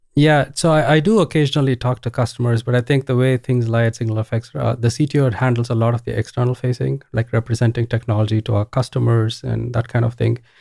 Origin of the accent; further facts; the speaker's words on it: Bangalore, Karnataka, India; moved away as an adult; also born or lived in Ohio, United States; I grew up in India. This is in Bangalore, India.